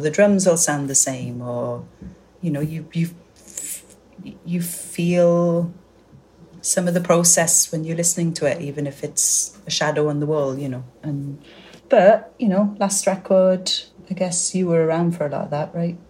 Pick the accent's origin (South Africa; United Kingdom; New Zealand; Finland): United Kingdom; Welsh, Wales; I'm Welsh and it's just down the road from Cardiff